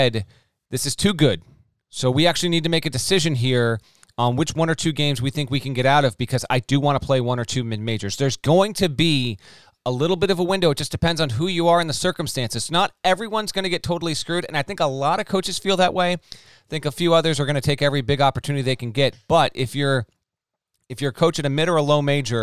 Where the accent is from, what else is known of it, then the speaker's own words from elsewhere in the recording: Connecticut, United States; my home state, school A in Connecticut